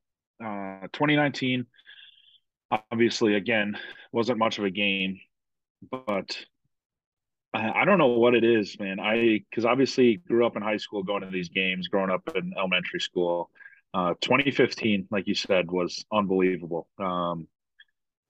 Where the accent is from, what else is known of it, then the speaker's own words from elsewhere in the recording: Fargo, North Dakota, United States; I was born and raised in Fargo.